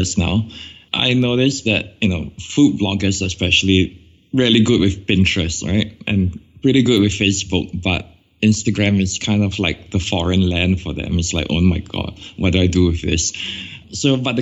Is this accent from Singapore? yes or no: yes; Singapore; I come all the way from Singapore and we don't have four seasons here